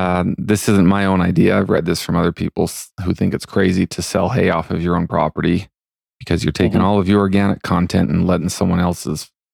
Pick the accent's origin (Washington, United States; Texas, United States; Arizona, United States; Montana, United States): Montana, United States; moved away; When people find out I'm from Montana, as I've lived elsewhere